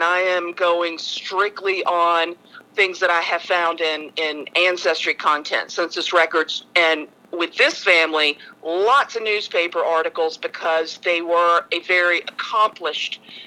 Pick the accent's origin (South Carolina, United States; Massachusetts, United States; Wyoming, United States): South Carolina, United States; Hampton; moved away as an adult; now in Charleston, United States; I was born and raised in Hampton and moved to Charleston in the 1990s, where I still live now.